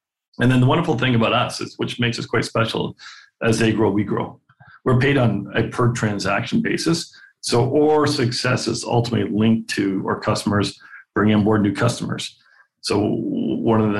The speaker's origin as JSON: {"language": "English", "country": "Canada", "said": "I'm Canadian and we tend not to brag"}